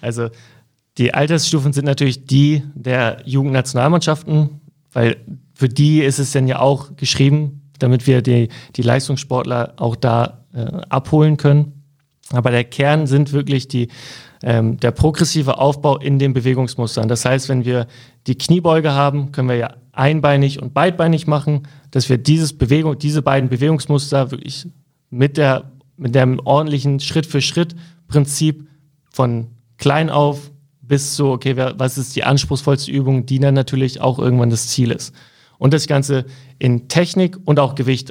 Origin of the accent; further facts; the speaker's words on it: Cuxhaven, Lower Saxony, Germany; Ich komme aus Cuxhaven